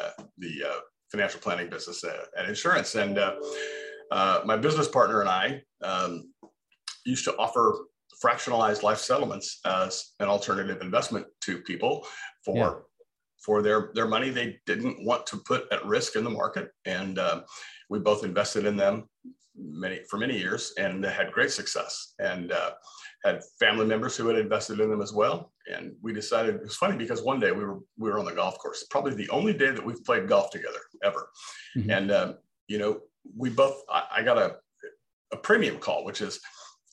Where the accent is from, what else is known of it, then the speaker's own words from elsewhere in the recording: Southern California, United States; moved away as an adult; now in Texas, United States; I was raised in Southern California, went to Cal State Fullerton, spent the majority of my life out there